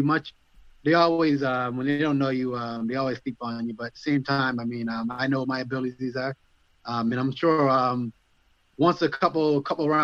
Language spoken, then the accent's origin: English; Nova Scotia, Canada; I'm from Nova Scotia